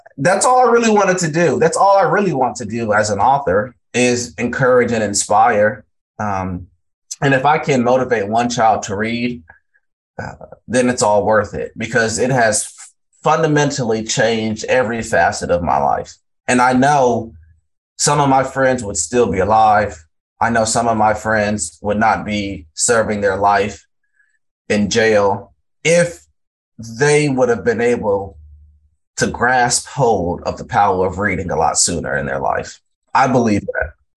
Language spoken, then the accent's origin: English; Valdosta, Georgia, United States; also born or lived in Largo, Florida; I grew up in Valdosta, Georgia